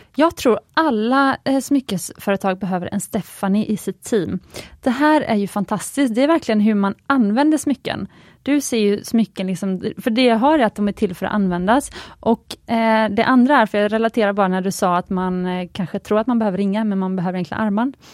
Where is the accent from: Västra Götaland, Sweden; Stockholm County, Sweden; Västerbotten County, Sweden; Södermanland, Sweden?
Västra Götaland, Sweden; Gothenburg; Jag är ju från Göteborg och min mamma har alltid köpt smycken på Jarl Sandin